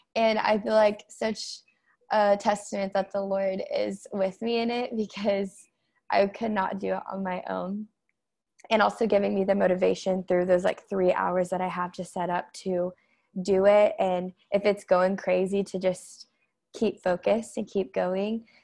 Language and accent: English; Tulsa, Oklahoma, United States; I'm from Tulsa, Oklahoma